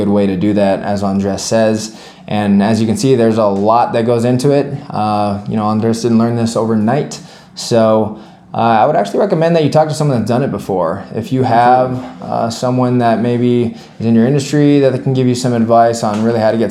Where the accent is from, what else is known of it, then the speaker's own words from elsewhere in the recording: Miami, Florida, United States; I'm from Miami, Florida